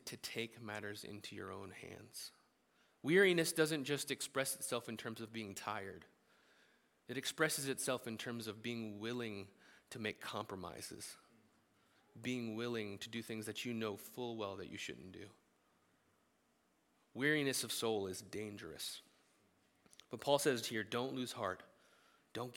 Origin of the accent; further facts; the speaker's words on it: United States; as American Christians